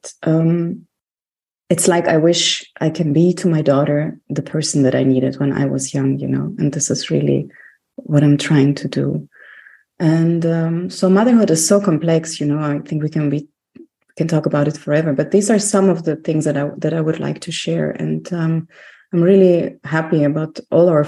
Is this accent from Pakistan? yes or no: no; Germany; also born or lived in Greece; I was born in Germany